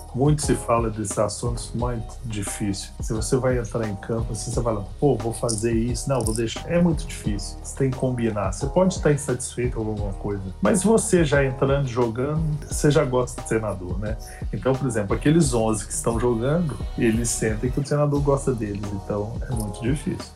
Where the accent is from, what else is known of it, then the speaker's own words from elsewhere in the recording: Minas Gerais, Brazil; eu sou bem mineiro mesmo